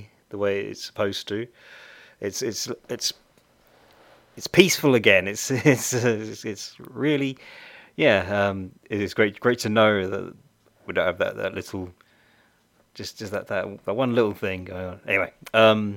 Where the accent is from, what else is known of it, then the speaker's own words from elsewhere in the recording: United Kingdom; I'm very British